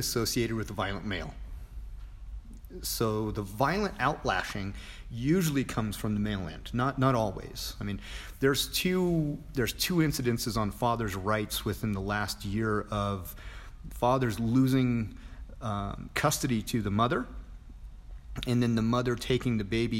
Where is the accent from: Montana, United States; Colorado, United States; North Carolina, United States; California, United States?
Montana, United States; moved away; going home to Montana